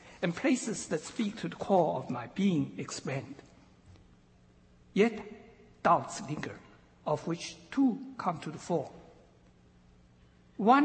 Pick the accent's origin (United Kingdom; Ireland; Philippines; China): China; eastern China; moved away; had I never left my hometown in humid eastern China